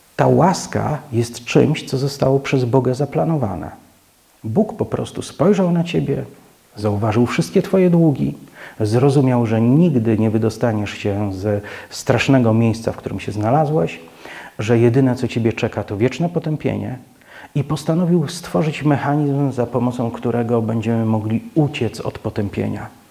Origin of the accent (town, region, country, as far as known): Poland